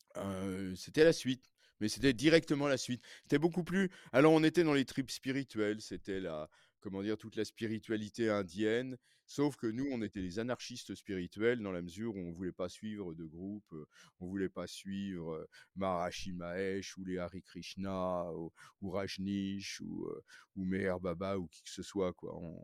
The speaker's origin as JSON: {"language": "French", "town": "Paris", "region": "Île-de-France", "country": "France", "tie": "born or raised there", "said": "je suis né à Paris, j'ai grandi à Paris"}